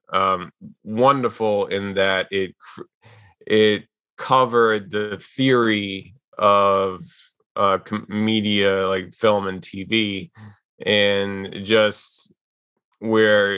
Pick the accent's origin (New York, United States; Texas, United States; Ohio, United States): New York, United States; New York City; I was born and raised in Queens, and I'm still here in Queens, New York.